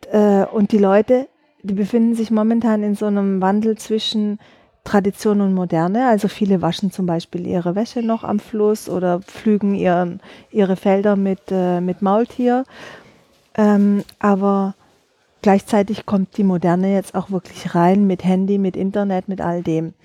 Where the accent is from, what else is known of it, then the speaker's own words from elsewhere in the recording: Southern Germany, Germany; Also ich bin in Süddeutschland groß geworden, habe äh, in Stuttgart äh, Innenarchitektur studiert